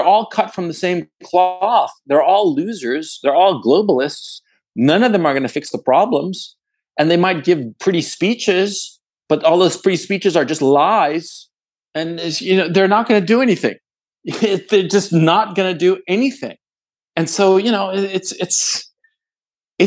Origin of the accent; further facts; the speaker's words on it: Chile; also born or lived in Ecuador; I'm from Chile